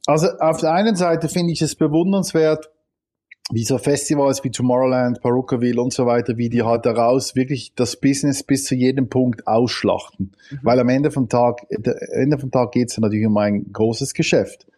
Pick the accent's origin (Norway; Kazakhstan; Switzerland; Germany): Switzerland; bei uns in der Schweiz